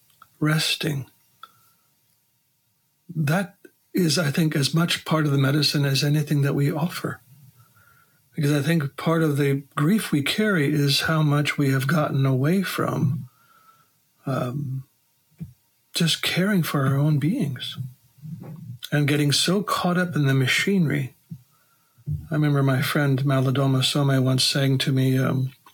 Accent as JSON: {"language": "English", "region": "Wisconsin", "country": "United States", "tie": "born or raised there", "said": "growing up in Wisconsin as a boy, all my uncles had farms"}